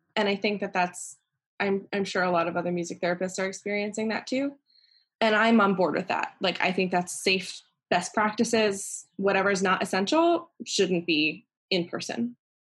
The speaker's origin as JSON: {"language": "English", "region": "Pennsylvania", "country": "United States", "tie": "born or raised there", "also_born_or_lived": "North Carolina", "moved": "yes", "said": "I grew up in Pennsylvania, and I've lived in a lot of places"}